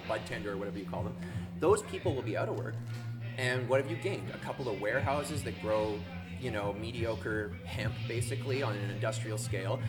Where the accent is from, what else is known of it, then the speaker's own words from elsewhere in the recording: Vancouver, British Columbia, Canada; I'm from Vancouver